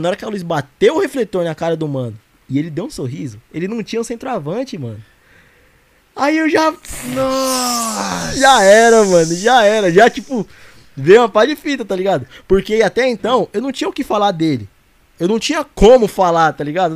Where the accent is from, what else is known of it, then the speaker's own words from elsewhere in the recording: Arujá, São Paulo, Brazil; sou de Arujá.